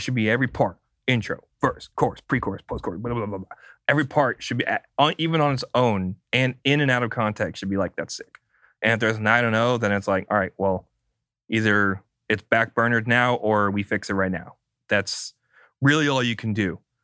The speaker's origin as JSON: {"language": "English", "region": "California", "country": "United States", "said": "I'm a Californian"}